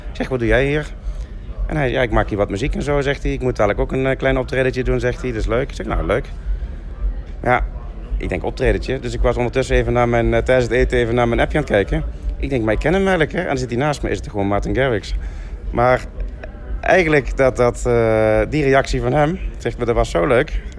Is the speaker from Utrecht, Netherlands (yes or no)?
no; Limburg, Netherlands; En daar mogen we eigenlijk als Limburgers toch wel heel erg trots op zijn.